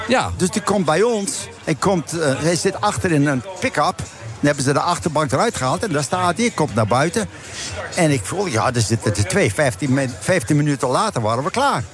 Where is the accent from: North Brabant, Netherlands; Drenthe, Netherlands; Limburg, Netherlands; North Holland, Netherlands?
Drenthe, Netherlands; now in United States; ik kom van Drenthe